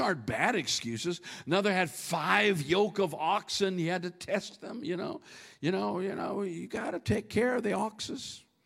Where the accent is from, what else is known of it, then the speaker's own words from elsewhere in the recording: near St. Cloud, Minnesota, United States; that place between my hometown and the big town of St. Cloud, Minnesota